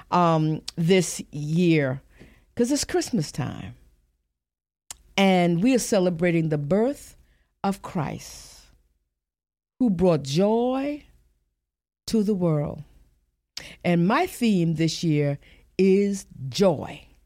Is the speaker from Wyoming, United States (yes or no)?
no; Lincolnville, South Carolina, United States; growing up in Lincolnville, South Carolina